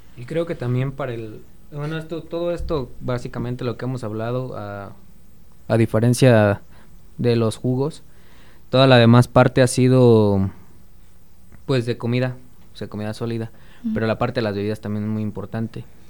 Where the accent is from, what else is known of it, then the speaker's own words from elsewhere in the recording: Mexico; como buen mexicano